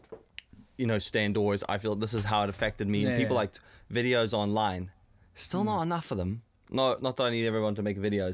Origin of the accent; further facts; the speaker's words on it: South Africa; growing up in South Africa and seeing what the States is like